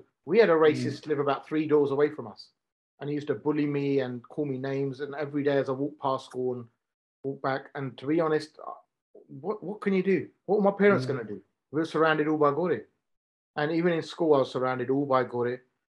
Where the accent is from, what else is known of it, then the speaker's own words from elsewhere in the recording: Romford, London, United Kingdom; moved away as an adult; now in Southall, United Kingdom; I'm born and bred in Romford. I'm not from Southall. I only moved here about 15 years ago. But yeah, I'm born and bred in Essex, so we was in a bend. There's only 10, 15 Asian families there, and about 10 of them were from the same bend.